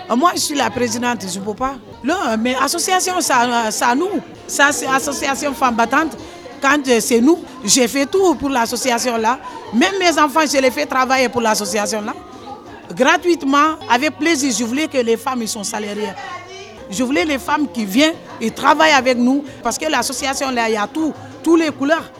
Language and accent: French; Senegal; moved away as an adult; now in France; je viens du Sénégal.